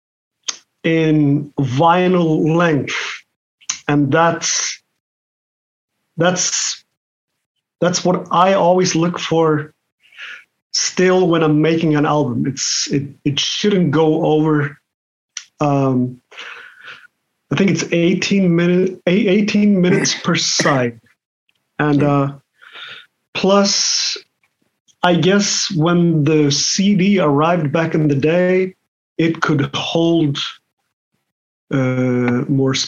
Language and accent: English; Patreksfjörður, Westfjords, Iceland; I grew up in Patrikshire in the Westfjords, and that's where the whole music thing started for me